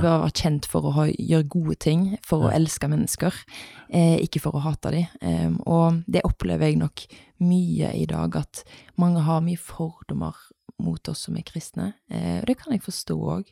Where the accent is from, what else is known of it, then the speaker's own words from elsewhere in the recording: Haugesund, Rogaland, Norway; moved away as an adult; now in Bergen, Norway; Bodde her til jeg var åtte, så flytta vi til Haugesund. Mm. Eh, så det er der jeg er oppvokst.